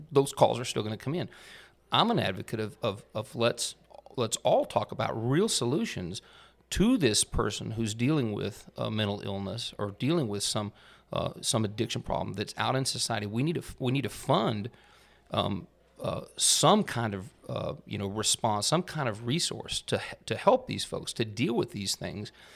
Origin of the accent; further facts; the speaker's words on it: Amarillo, Texas, United States; moved away as an adult; I grew up in Amarillo, Texas, up in the Texas Panhandle